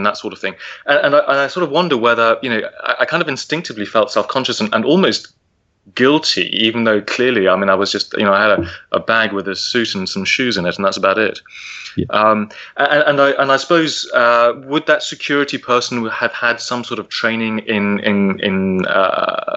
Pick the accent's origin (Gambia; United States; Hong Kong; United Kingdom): United Kingdom; England; I was the only English person on the flight.